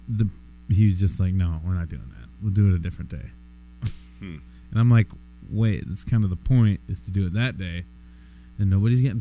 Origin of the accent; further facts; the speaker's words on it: South Dakota, United States; now in Minnesota, United States; I'm from South Dakota